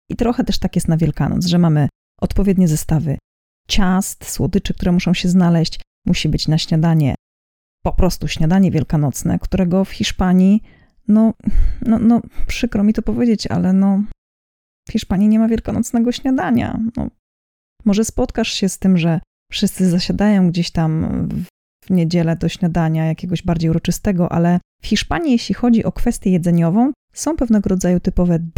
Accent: Poland; Ja pochodzę z regionu Polski, w którym po prostu mówiło się chodzić ze święconką, chodzić na święconkę, nikt nigdy nie miał z tym problemu.

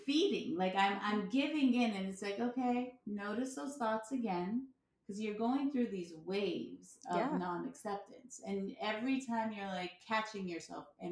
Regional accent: United States; I was born in America

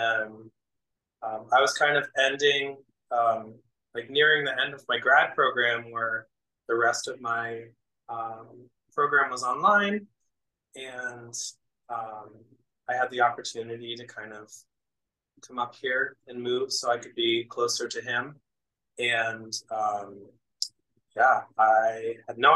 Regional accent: New Hampshire, United States; also born or lived in Philadelphia, Pennsylvania; now in Rochester, United States; I'm originally from New Hampshire. So I grew up in the Northeast.

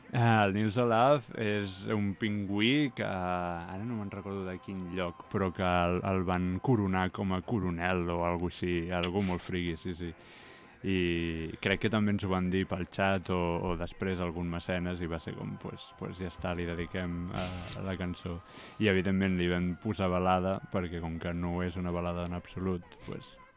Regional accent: Premià de Mar, Catalonia, Spain; Jo vaig néixer i he viscut ah. molts anys a Premià de Mar

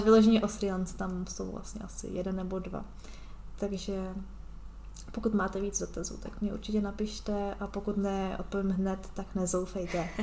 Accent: Czechia; moved away as an adult; já se ráda vracím do Česka

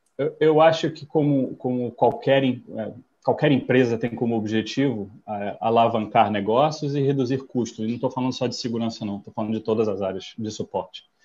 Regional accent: United States; moved away as an adult; also born or lived in São Paulo, Brazil; now in Rio de Janeiro, Brazil; sou americano de nascimento, vivo no Brasil desde 1998

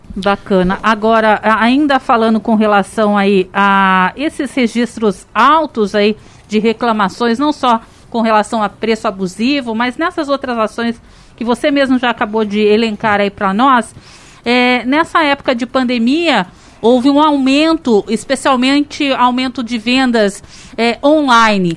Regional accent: Vale do Paraíba, São Paulo, Brazil; now in São José dos Campos, Brazil; E eu, eu não nasci aqui, mas sou da região do Vale

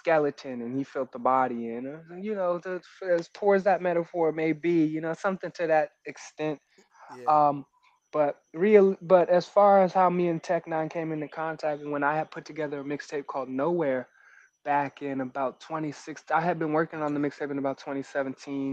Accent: Montgomery County, Maryland, United States; also born or lived in New York / Virginia; But the DMV raised me. I grew up in Montgomery County.

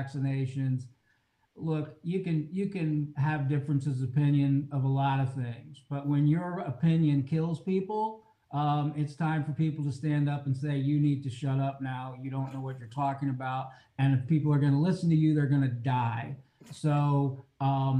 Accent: Jennings County, Indiana, United States; also born or lived in New Orleans, Louisiana; now in Columbus, Indiana, United States; I grew up on a farm in Jennings County, and I'm an attorney

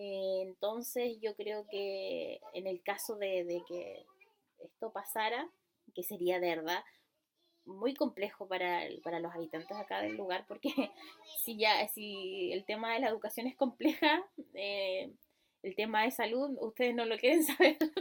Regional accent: Ancud, Los Lagos, Chile; yo soy de Chiloé, de Ancú

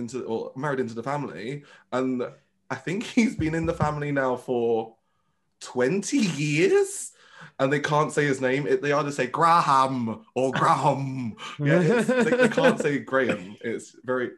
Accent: Birmingham, West Midlands, United Kingdom; first language Vietnamese; English is a second language; moved away as an adult; I moved away from Birmingham.

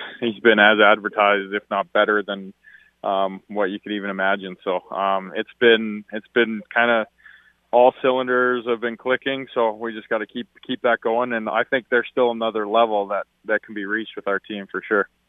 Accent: Alberta, Canada; moved away; I'm from Alberta

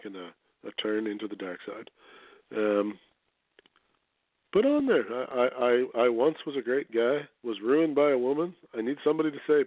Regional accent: Canada; I'm a Canadian

